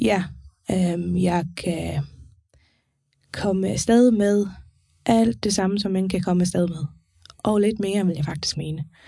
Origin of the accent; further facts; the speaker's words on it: Faroe Islands; now in Denmark; jeg kommer fra Færøen